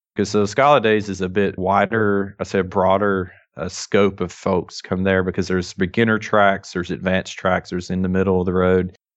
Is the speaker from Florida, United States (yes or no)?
no; North Alabama, United States; accent: thick Southern drawl; I am from North Alabama